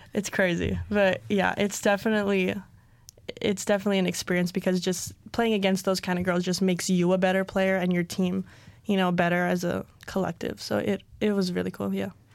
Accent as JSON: {"language": "English", "town": "Hilo", "region": "Hawaii", "country": "United States", "said": "I'm from Hilo, Hawaii."}